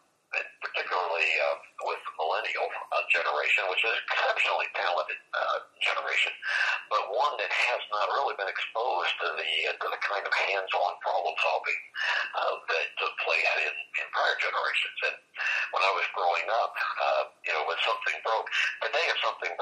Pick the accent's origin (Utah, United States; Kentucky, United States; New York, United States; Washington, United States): Kentucky, United States; Fern Creek; I grew up in Fern Creek, Kentucky, which most people probably haven't heard of.